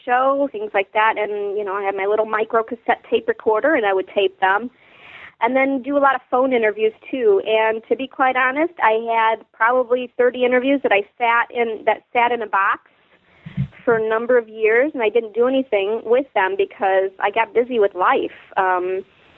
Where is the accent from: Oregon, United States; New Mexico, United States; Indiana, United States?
Indiana, United States; Chesterton; also born or lived in Chicago, Illinois; I grew up in Chesterton, Indiana. It's the same town I live in now.